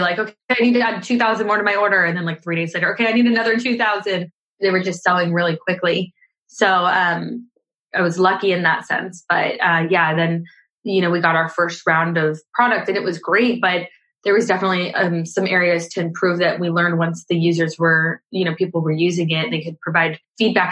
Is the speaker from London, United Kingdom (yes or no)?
no; Scotland, United Kingdom; now in California, United States; I live in California um, and I moved here from Scotland.